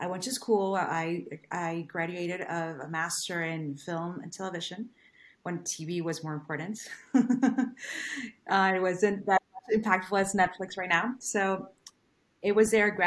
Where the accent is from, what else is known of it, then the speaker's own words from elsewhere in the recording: Venezuela; English is a second language; moved away as an adult; I wasn't born in this country. I was born in Venezuela. So I arrived here 12 years ago.